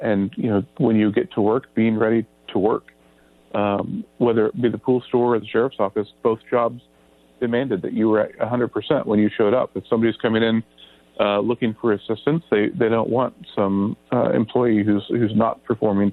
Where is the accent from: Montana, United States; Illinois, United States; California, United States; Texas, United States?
California, United States; Grass Valley; the family picked up the roots there and moved up here. And basically, I like to just call myself born and raised here